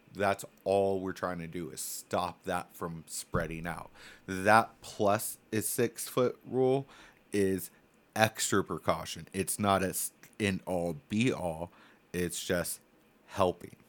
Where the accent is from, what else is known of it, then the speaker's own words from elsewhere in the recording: Templeton, California, United States; I grew up in Templeton, California. Super small town